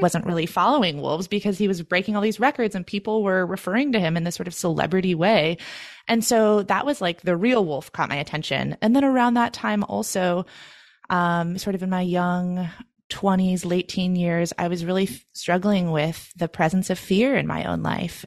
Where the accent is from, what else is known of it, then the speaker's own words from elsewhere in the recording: Oregon, United States; moved away as an adult; also born or lived in Maine; my home state of Oregon